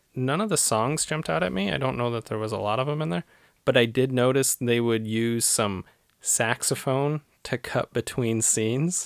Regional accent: Cleveland, Ohio, United States; moved away; where I grew up in Cleveland

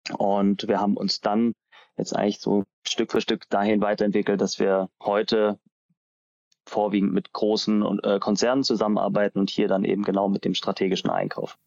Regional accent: Ulm, Baden-Württemberg, Germany; also born or lived in Darmstadt; ich komme aus Ulm

